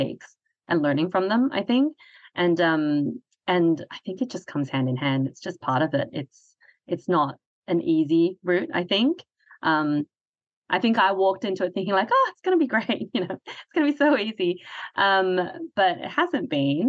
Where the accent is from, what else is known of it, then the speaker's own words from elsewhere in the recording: Hong Kong; I'm from Hong Kong, so Chinese culture